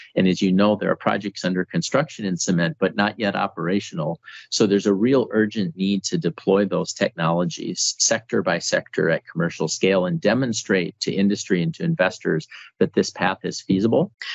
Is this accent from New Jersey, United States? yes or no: no; North Dakota, United States; I'm actually from North Dakota